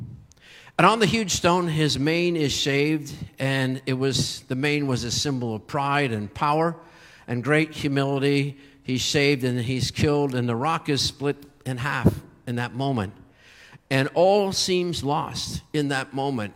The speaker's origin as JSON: {"language": "English", "region": "Pennsylvania", "country": "United States", "tie": "born or raised there", "said": "I grew up in Pennsylvania"}